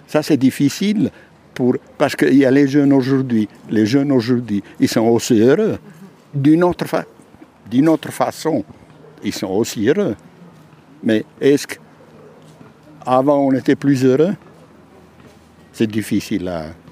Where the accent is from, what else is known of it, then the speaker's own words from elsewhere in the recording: Abruzzo, Italy; French is a second language; moved away as an adult; also born or lived in Switzerland; now in Biel, Switzerland; Donc en Italie, dans, une région qui s'appelle les Abruzzes